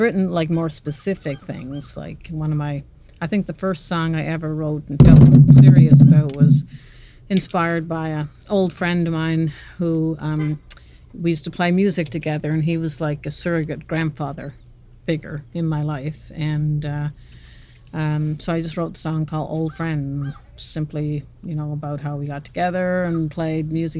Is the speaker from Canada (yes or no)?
yes; North West River, Newfoundland and Labrador, Canada; moved away as an adult; now in Norris Point, Canada; I'm from Northwest River, Labrador